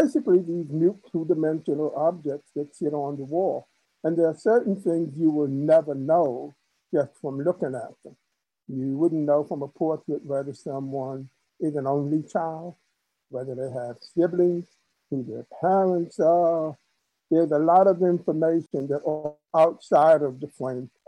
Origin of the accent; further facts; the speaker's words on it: New York City, New York, United States; the church that I grew up in Queens, in New York